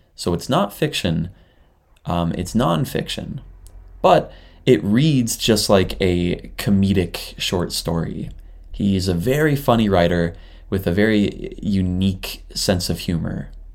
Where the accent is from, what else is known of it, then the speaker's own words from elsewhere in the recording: Canada; now in Japan; I'm a Canadian living in Japan